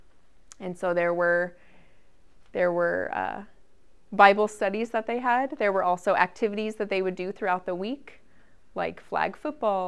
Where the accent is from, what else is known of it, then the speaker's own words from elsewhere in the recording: Henderson, Nevada, United States; moved away as an adult; also born or lived in Lincoln, Nebraska; I moved from Henderson, that was my suburb of Las Vegas. I moved to Lincoln, Nebraska to go to the university.